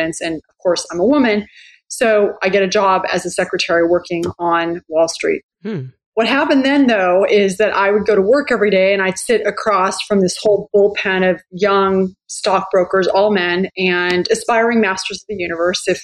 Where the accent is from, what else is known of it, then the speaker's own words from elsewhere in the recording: San Jose, California, United States; moved away as an adult; also born or lived in New York; I grew up in California, pretty typical middle-class, white girl, middle-class background. Grew up in San Jose